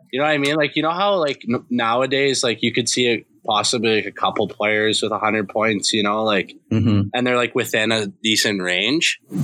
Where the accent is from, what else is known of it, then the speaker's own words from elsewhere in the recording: Canada; I'm obviously from Canada